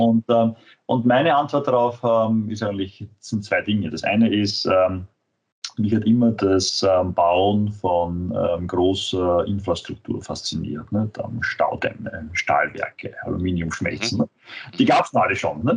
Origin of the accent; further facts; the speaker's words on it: Vienna, Austria; ich bin Wiener, ähm, Österreicher